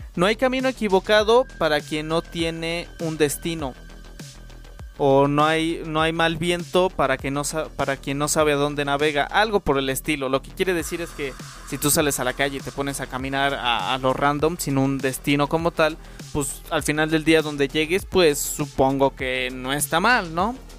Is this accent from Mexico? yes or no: yes; Mexico; somos mexicanos